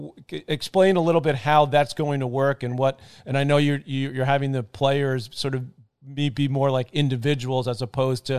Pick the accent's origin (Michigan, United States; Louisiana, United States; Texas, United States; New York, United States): New York, United States; the New York area, United States; growing up in the New York area